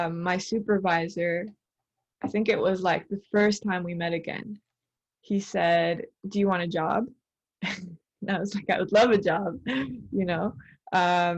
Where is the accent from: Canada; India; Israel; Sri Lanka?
Canada; I'm Canadian, but curious about my Colombian roots.